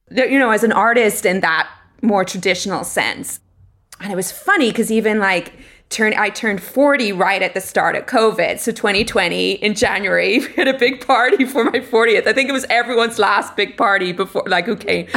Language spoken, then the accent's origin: English; Ireland; moved away as an adult; now in Los Angeles, United States; I'm originally from Ireland. I grew up there, um, and I went to college there